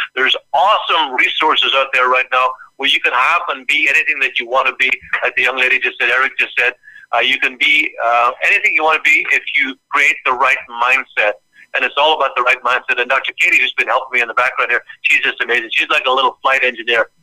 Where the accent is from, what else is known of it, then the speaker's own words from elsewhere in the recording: Ireland; now in United States; I grew up in Ireland